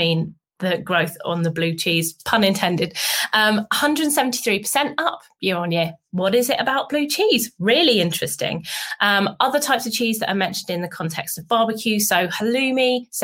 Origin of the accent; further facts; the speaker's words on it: United Kingdom; being a Brit